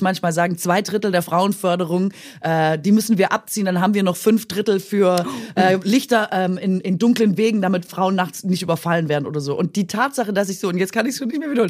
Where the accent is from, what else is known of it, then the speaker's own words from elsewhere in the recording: Swabia, Baden-Württemberg, Germany; accent: Swabian; moved away; dass ich da immer noch Schwäbisch spreche